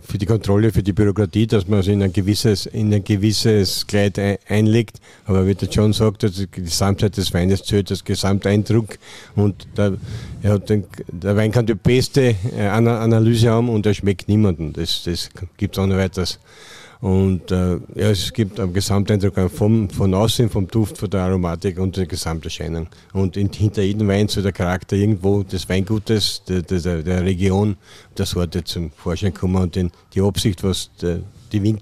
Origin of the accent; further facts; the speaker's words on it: Klosterneuburg, Lower Austria, Austria; Wir haben so einen, von Schule schon einen Kollegen, auch Klosterneuburger. Äh, ich, ich bin auch im Betrieb geboren.